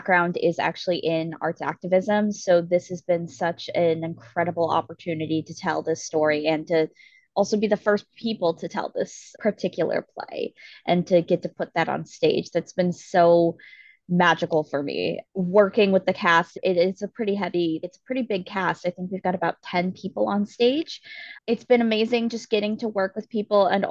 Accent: San Diego, California, United States; while I was growing up in San Diego

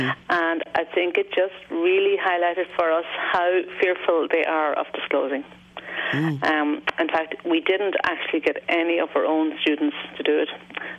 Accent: United States; Yeah, but no, I'm a visitor from the States last week, actually.

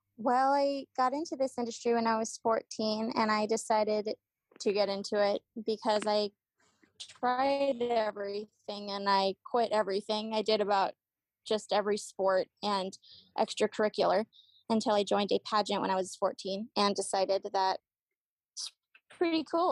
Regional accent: Austin, Texas, United States; now in San Antonio, United States; I was born in Austin, and then my parents moved us, relocated us to San Antonio

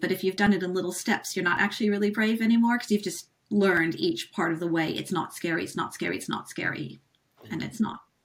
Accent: United States; moved away; being American, like I was over here when he was president.

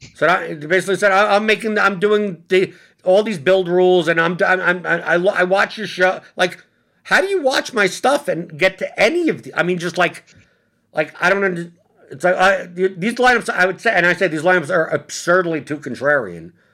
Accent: New York City, New York, United States; I'm from Brooklyn

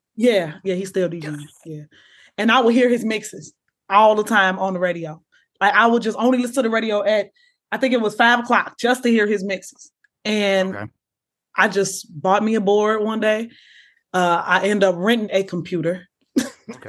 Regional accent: Chicago, Illinois, United States; I'm from Chicago

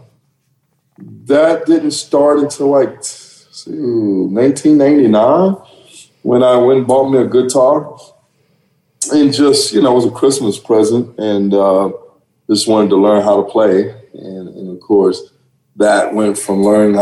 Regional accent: Dallas, Texas, United States; also born or lived in Oklahoma; I'm originally from Texas, Dallas, Texas. I went to school in Oklahoma

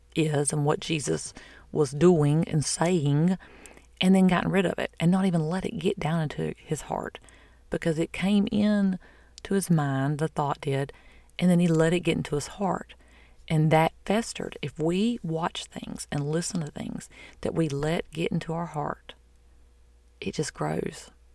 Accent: the South, United States; I'm from the South

